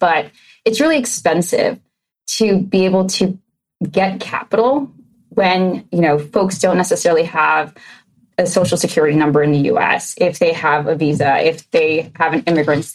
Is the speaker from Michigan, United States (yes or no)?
no; New York City, New York, United States; moved away as an adult; also born or lived in Astoria; now in Philadelphia, United States; I grew up in Queens, New York, a proud New Yorker